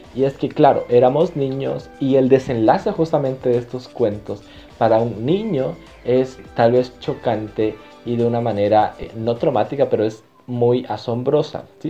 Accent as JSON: {"language": "Spanish", "country": "Bolivia", "said": "nuestra cultura como bolivianos"}